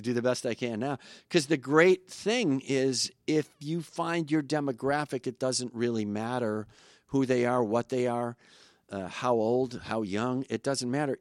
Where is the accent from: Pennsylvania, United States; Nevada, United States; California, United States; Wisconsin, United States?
Wisconsin, United States; Kenosha; moved away; Kenosha's changed a lot. My hometown is, used to be just a f, blue-collar factory town